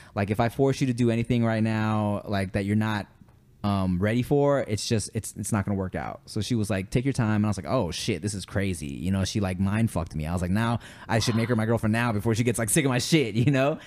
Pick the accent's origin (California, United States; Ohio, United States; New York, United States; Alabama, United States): California, United States; Los Angeles; also born or lived in Billings, Montana; I moved to LA when I was a baby